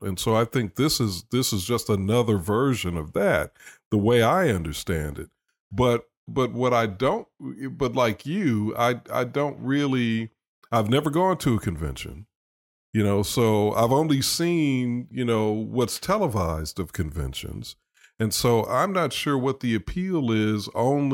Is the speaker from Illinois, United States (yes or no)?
yes; Chicago, Illinois, United States; now in Alabama, United States; growing up in Chicago